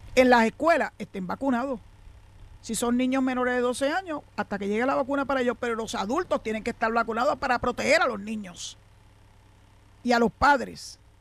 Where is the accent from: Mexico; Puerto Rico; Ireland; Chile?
Puerto Rico; San Juan; also born or lived in western Puerto Rico; now in western area, Puerto Rico; allá en el doctor donde yo nací en la Parada 20 en Santurce